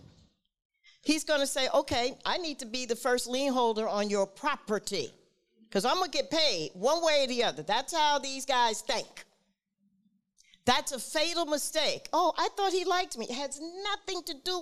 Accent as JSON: {"language": "English", "town": "Newark", "region": "New Jersey", "country": "United States", "said": "I'm from Newark"}